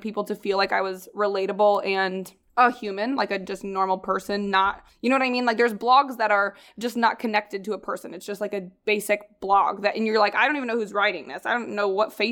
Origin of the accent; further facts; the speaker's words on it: Midwest, United States; moved away; I grew up in, like, in the Midwest